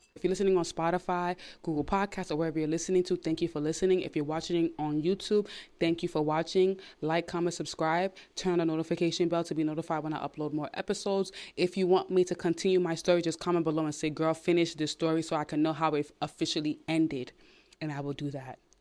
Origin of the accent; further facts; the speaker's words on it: New York City, New York, United States; I'm from Brooklyn, New York.